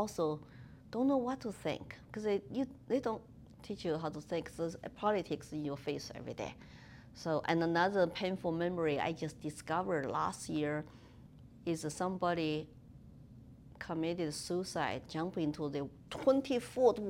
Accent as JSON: {"language": "English", "town": "Chengdu", "region": "Sichuan", "country": "China", "tie": "born or raised there", "second_language": "English", "moved": "as an adult", "lives_now": "United States", "said": "I was born in Chengdu, which is the capital city of Sichuan province in southwestern China next to Tibet."}